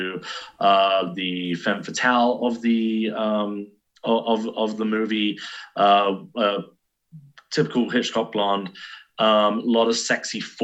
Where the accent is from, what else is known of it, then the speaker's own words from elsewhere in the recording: United Kingdom; for me as a British person